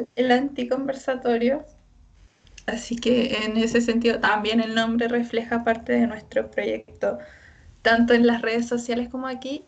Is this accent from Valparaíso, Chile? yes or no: yes; San Felipe, Valparaíso, Chile; nosotros somos de la quinta región, yo de San Felipe